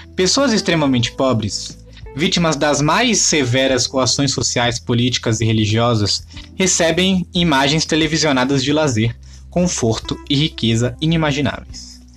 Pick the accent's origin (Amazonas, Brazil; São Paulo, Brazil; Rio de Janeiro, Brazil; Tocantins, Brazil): São Paulo, Brazil; São Vicente; minha terrinha natal, São Vicente